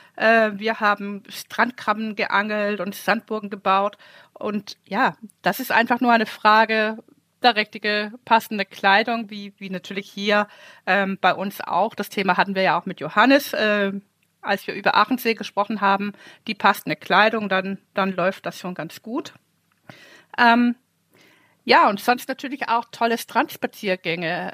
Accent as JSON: {"language": "German", "country": "Denmark", "tie": "born or raised there", "moved": "yes", "said": "ich bin ja ein Ostseekind"}